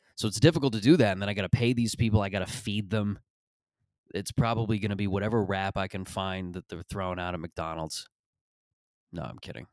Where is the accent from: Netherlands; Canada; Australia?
Canada; Mississauga, Ontario; that is Mississauga in a nutshell. That's how I would describe my upbringing in my, my hometown.